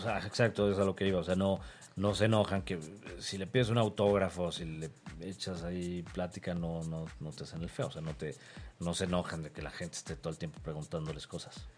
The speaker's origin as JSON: {"language": "Spanish", "country": "Mexico", "said": "como buen mexicano que cruza fronteras"}